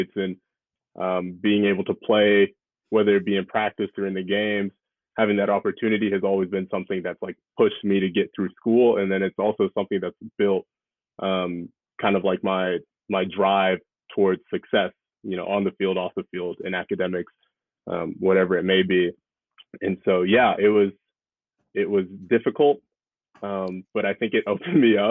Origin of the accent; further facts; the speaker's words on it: Austin, Texas, United States; also born or lived in New Orleans, Louisiana; now in New York, United States; Moved to Texas